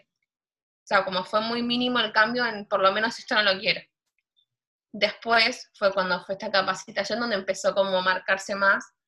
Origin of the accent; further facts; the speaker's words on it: Buenos Aires, Argentina; also born or lived in Villa 1-11-14, Buenos Aires; Yo viví toda mi vida en Flores. Después, a los 16 años, me, me mudé.